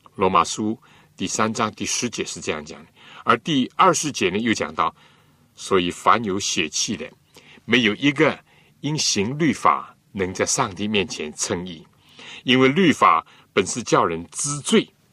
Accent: China; 我们中国人常常和公义、正义、仁义呢，连在一起用

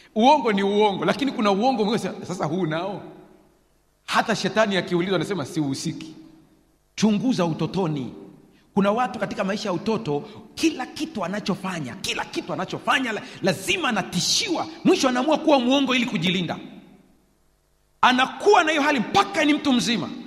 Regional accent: Sukumaland, Tanzania; Nilizaliwa Usukumani

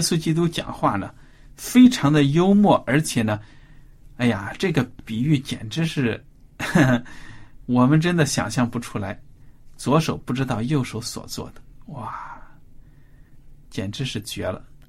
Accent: China; 如果比如说我们现在中国人，作为中国人遭到了外敌的入侵

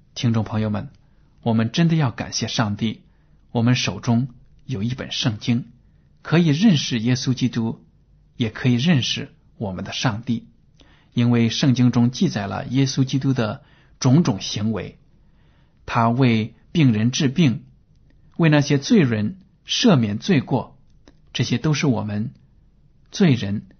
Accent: China; 我们中国人

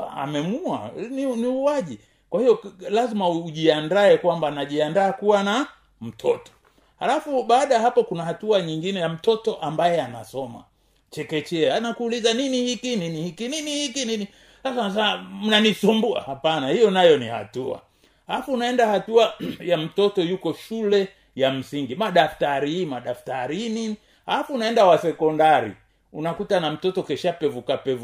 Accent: Tanzania; kama mtanzania

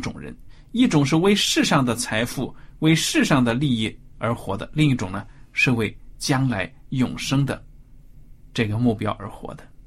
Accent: China; 丝绸好像是我们中国人最早对。开始采用嘛

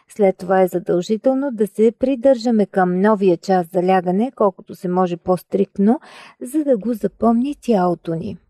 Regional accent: Bulgaria; Ние като българи

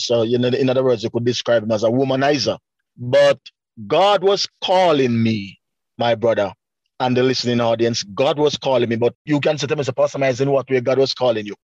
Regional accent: Spanish Town, Saint Catherine, Jamaica; also born or lived in Linstead, Jamaica; now in Canada; I was born in Spanish Town, and my father died and leave, me and my brother, at a tender age

